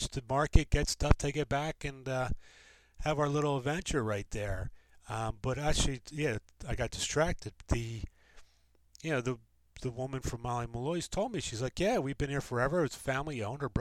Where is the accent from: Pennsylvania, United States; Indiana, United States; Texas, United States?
Pennsylvania, United States; Delaware County; also born or lived in Wilmington; I'm from the suburbs, from Wilmington, but I grew up in the Delco area